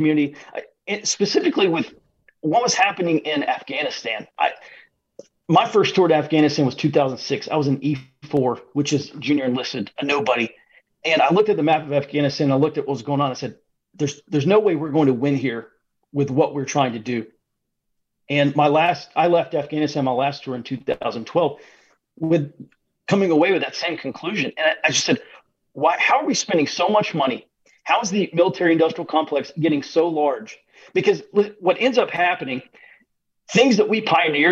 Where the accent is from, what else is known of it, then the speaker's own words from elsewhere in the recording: Birmingham, Alabama, United States; I grew up in Birmingham, or the Birmingham area, and I went to school at the University of Alabama